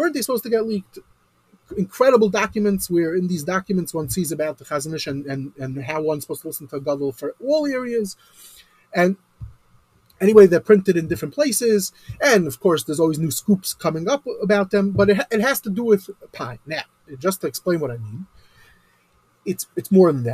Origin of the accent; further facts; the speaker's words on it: United States; I'm an American